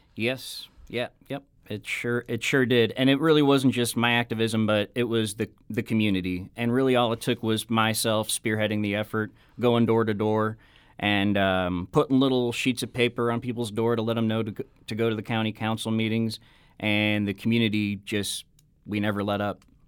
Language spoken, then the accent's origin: English; Affton, Missouri, United States; I was born and raised in Afton